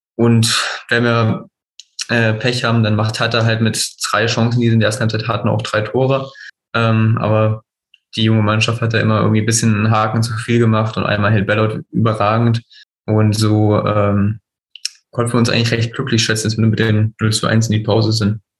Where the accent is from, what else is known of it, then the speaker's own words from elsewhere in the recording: Teuchern, Saxony-Anhalt, Germany; also born or lived in Hohenmölsen; ich bin auch in Mörsen geboren und in Teuern aufgewachsen. Das ist beides so 10, 15 Kilometern äh, im Dunstkreis von Zeitz.